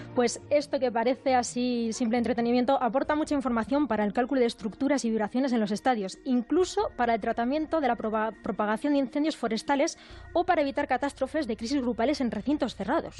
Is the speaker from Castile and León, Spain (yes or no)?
yes; Burgos, Castile and León, Spain; moved away; la de Burgos, que es mi tierra y, me tira mucho